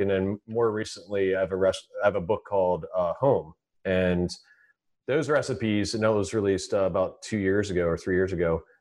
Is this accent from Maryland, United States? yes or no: yes; Frederick, Maryland, United States; go back to my hometown and open this restaurant.